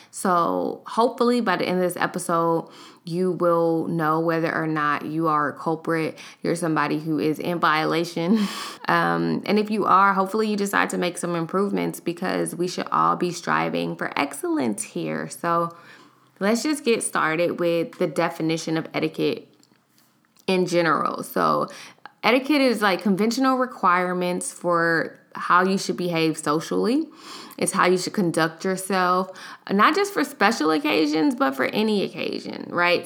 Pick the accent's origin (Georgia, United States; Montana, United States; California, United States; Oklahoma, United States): California, United States; Los Angeles; now in Houston, United States; I live in Houston, but I am from Los Angeles, so I took a trip home